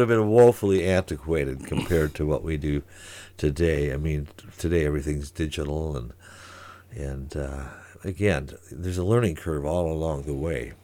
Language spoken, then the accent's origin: English; Saint Paul, Minnesota, United States; moved away as an adult; also born or lived in Eugene, Oregon; now in Great Falls, United States; I came from Saint Paul originally